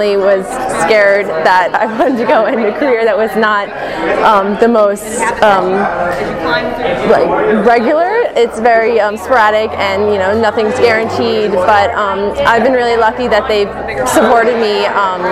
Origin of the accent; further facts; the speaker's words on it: Edison, New Jersey, United States; also born or lived in New York City; I'm from Edison, New Jersey, but I go to school at Marymount Manhattan College in New York